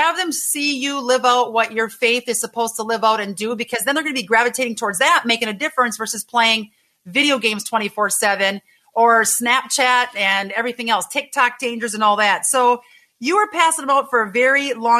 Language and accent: English; Green Bay, Wisconsin, United States; Green Bay, Wisconsin, my hometown